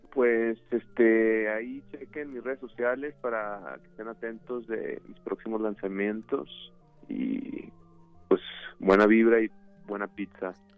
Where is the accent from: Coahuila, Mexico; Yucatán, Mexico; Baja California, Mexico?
Coahuila, Mexico; yo soy de Coahuila